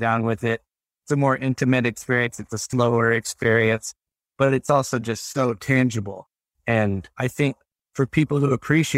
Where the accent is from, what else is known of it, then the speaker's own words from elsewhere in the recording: Texas, United States; especially I grew up in Texas. Which is not like, it's a not a very progressive state. You know, it's a pretty conservative place.